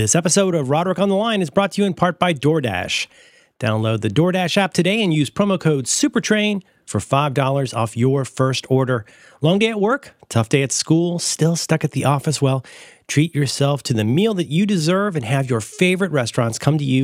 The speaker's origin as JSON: {"language": "English", "town": "Cincinnati", "region": "Ohio", "country": "United States", "said": "I am from Cincinnati, Ohio"}